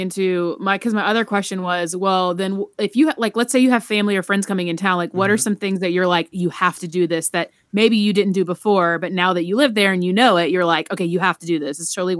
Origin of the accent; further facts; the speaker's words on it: Charleston, South Carolina, United States; now in Orlando, United States; I grew up in Charleston.